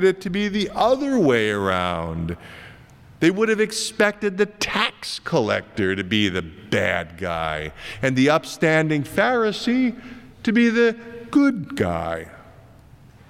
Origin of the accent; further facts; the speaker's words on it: Iowa, United States; moved away; my home state of Iowa